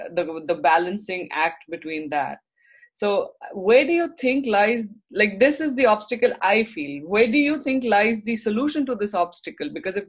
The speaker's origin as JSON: {"language": "English", "town": "Mumbai", "region": "Maharashtra", "country": "India", "moved": "as an adult", "lives_now": "Canada", "said": "I come from Mumbai, India"}